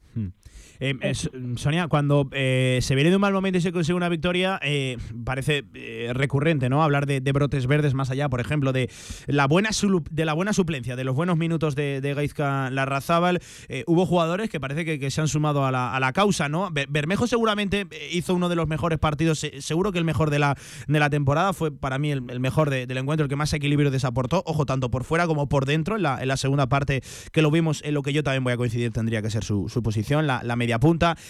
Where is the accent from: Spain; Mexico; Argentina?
Spain; Zaragoza, Aragon; como zaragocistas, como zaragozanos